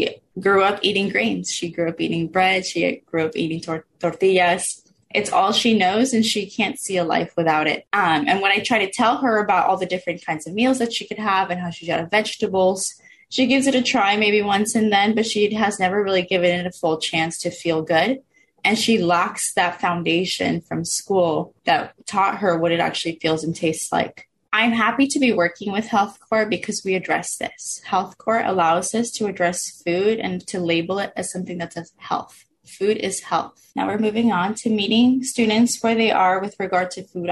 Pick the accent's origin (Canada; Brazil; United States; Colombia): United States; Oxnard, California; I grew up in Oxnard. I've been here since I was 4 years old